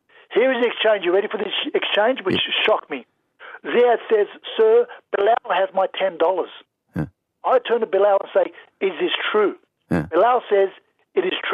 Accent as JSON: {"language": "English", "town": "Sydney", "region": "New South Wales", "country": "Australia", "tie": "born or raised there", "said": "I grew up in Roselands, very close to Roselands Shopping Centre"}